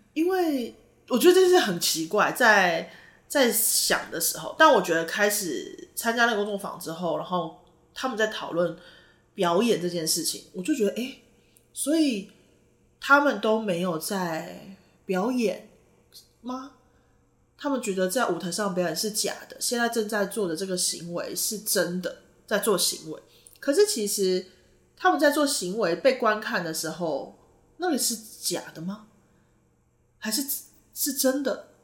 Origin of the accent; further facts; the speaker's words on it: Taitung, Taitung County, Taiwan; 其实我是台东人啦